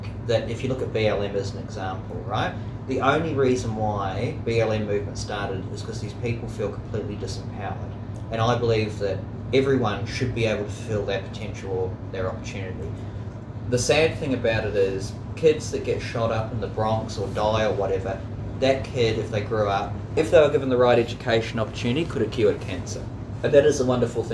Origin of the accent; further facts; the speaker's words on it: New Zealand; I grew up in New Zealand.